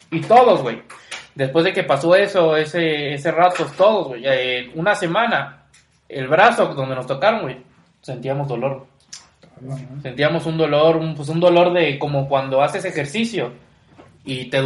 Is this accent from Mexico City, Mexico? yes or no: no; Cancún, Quintana Roo, Mexico; todo el mundo sabe que soy de Cancún.